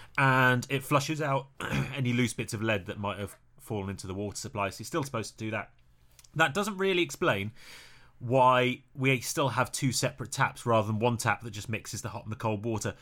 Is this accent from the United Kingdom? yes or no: yes; Birmingham, West Midlands, United Kingdom; So when I was growing up, I grew up in Birmingham